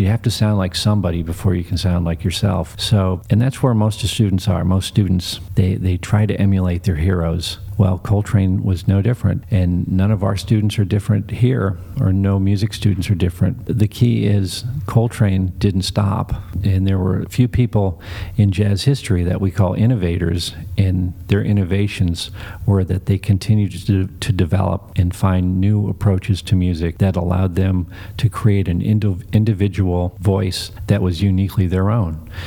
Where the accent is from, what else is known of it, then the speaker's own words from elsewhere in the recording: Midwest, United States; I grew up in the Midwest in the middle of nowhere in the cornfields.